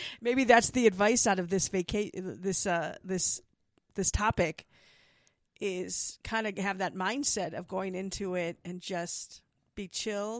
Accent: Milwaukee, Wisconsin, United States; now in Tucson, United States; my hometown

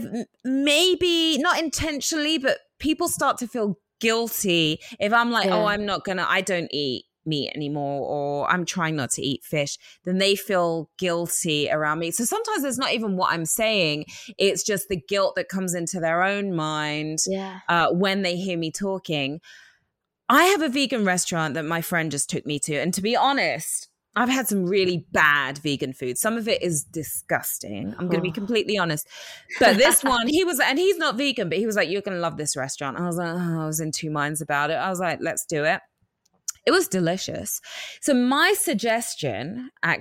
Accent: New York, United States; I'm a New Yorker

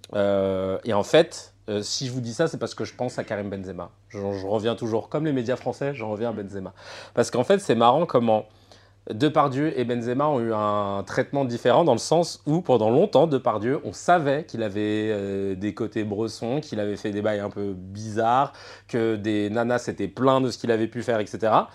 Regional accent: France; nous, on est français

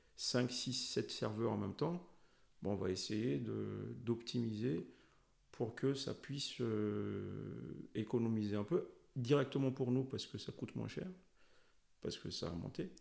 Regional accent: Madagascar; moved away; je suis originaire de Madagascar

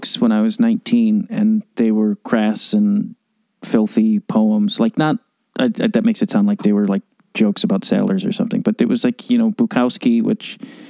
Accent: Chicago, Illinois, United States; moved away; Have you spent a lot of time in my hometown?

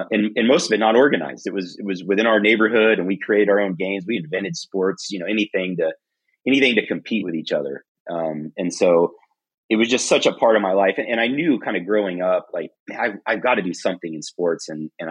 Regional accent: Texas, United States; I'm from Texas

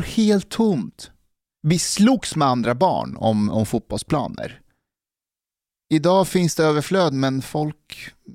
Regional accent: Älta, Stockholm County, Sweden; när jag växte upp i Älta

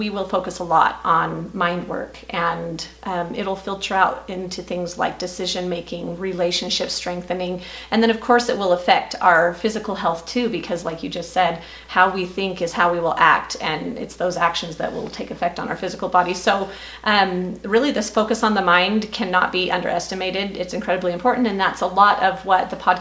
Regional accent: United States; now in Idaho, United States; I grew up in the Washington area and have moved out here to Idaho

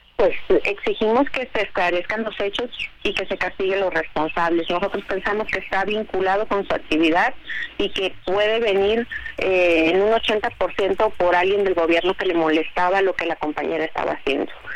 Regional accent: Mexico; los que somos mexicanos, los que pagamos impuestos, los que vivimos aquí

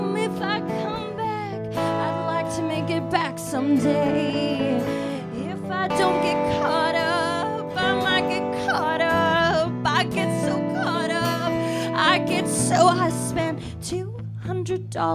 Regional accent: Nashville, Tennessee, United States; now in Brooklyn, United States; I'm not from these parts. I'm from Nashville

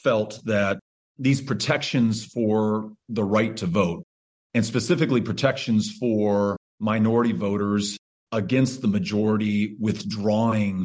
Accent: El Paso, Texas, United States; moved to my hometown of El Paso in 1910

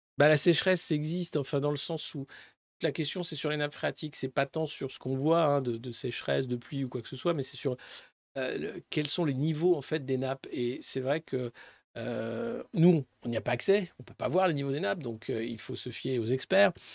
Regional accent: Dijon, Bourgogne-Franche-Comté, France; je suis de Dijon. Pour ceux qui ne savent pas encore, Dijonais, en Bourgogne

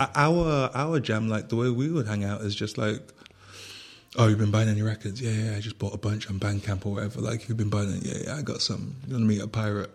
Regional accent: Manchester, North West England, United Kingdom; now in Berlin, Germany; I was born and raised in Manchester

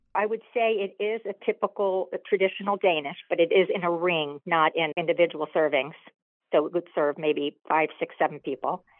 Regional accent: Coral Gables area, South Florida, United States; also born or lived in Boston, Massachusetts; growing up, there was a bakery in Coral Gables that we all loved.

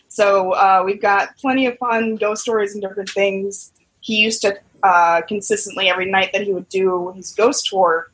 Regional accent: New Orleans, Louisiana, United States; I'm from New Orleans

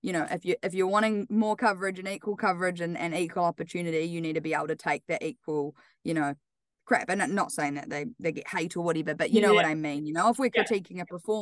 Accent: Wellington, New Zealand; moved away as an adult; now in Auckland, New Zealand; I'm obviously from Wellington

